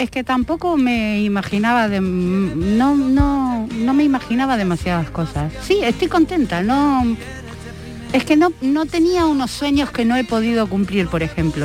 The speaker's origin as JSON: {"language": "Spanish", "region": "Buenos Aires", "country": "Argentina", "tie": "born or raised there", "moved": "yes", "lives_now": "Spain", "said": "salía al balcón y cantaba, daba conciertos a plena avenida Santa Fe o plena avenida Corriente"}